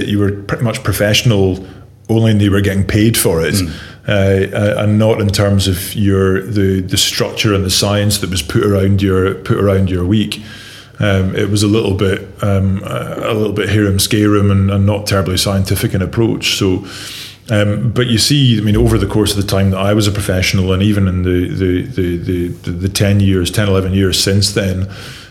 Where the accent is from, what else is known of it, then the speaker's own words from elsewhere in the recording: Dundee, Scotland, United Kingdom; now in Northern Ireland, United Kingdom; I grew up in Dundee